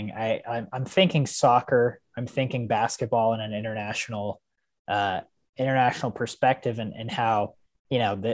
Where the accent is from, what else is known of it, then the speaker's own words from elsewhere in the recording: United States; as an American